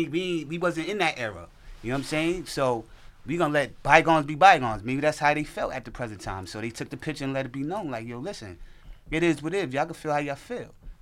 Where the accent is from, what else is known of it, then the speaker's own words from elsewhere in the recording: the South, United States; you from the South, I'm from the South.